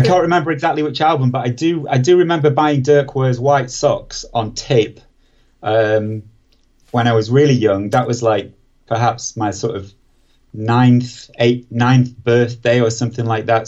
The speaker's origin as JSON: {"language": "English", "town": "Preston", "region": "North West England", "country": "United Kingdom", "tie": "born or raised there", "said": "I grew up in Preston"}